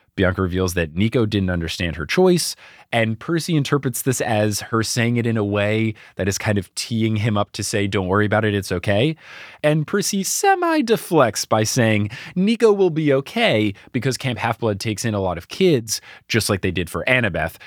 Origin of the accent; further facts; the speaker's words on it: New Jersey, United States; moved away; also born or lived in Houston, Texas / New York; Growing up in New Jersey